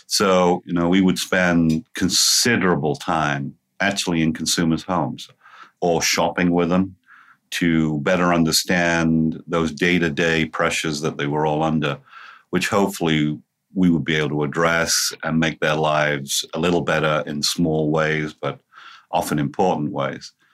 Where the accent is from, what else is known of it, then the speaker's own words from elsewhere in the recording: England, United Kingdom; moved away as an adult; now in Cincinnati, United States; I'm about three and a half thousand miles away from my original home which of course was in England. I actually came to the United States during the 1990s